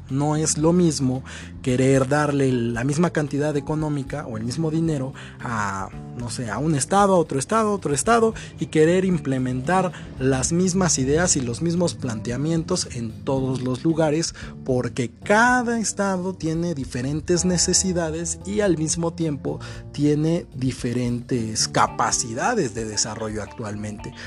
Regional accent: northern Mexico, Mexico; Yo soy norteño

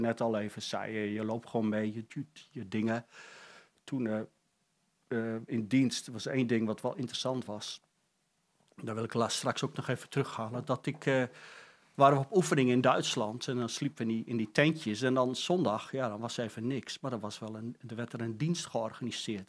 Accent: Friesland, Netherlands; accent: light Frisian accent; moved away; ben geboren in een dorpje in Friesland.

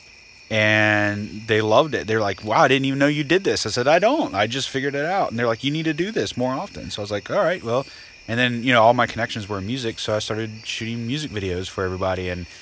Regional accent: Florida, United States; now in Nashville, United States; I am from Florida

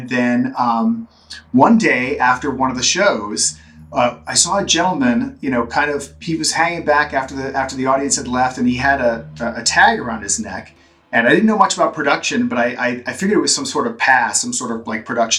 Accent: Central Florida, United States; also born or lived in Orlando, Florida; as a kid, I grew up in Central Florida

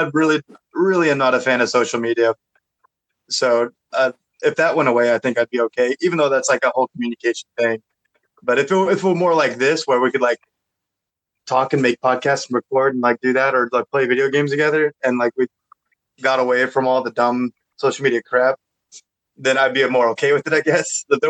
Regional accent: Connecticut, United States; born there; because I was born in Connecticut for some weird reason. Our whole family's from Oklahoma, but my ass was born in Connecticut.

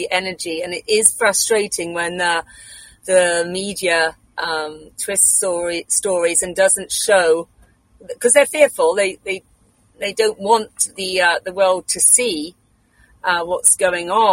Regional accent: England, United Kingdom; moved away as an adult; now in Saskatchewan, Canada; I do not have a Canadian accent. I'm actually from England. I'm British.

